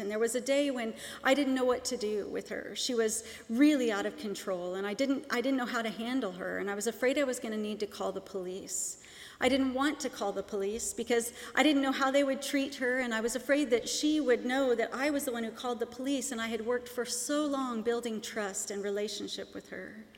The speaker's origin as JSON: {"language": "English", "town": "Seattle", "region": "Washington", "country": "United States", "tie": "born or raised there", "moved": "yes", "said": "I grew up in Seattle, Washington"}